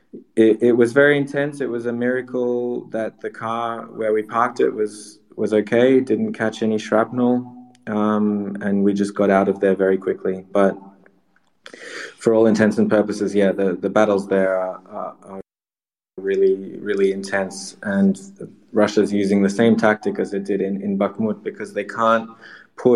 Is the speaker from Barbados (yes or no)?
no; Sydney, New South Wales, Australia; now in Ukraine; I'm from Sydney, Australia originally